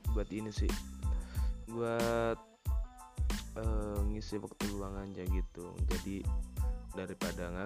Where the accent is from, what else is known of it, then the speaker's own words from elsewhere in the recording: Java, Indonesia; kenalin dulu gue … uh, eh, gue dari Jawa